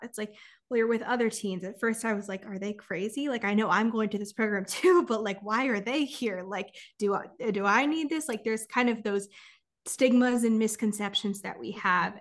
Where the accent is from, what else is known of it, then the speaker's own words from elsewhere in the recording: California, United States; I'm from California